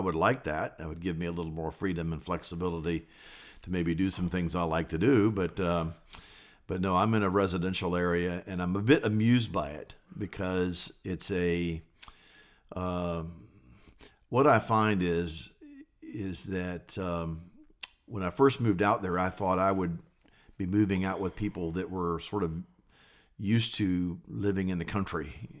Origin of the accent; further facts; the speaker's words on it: Richmond, Virginia, United States; Yes, I was born and raised in Richmond, Virginia. I sort of lived all over Richmond.